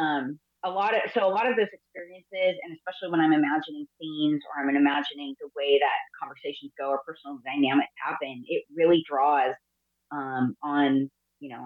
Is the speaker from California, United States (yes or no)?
yes; California, United States; I'm from California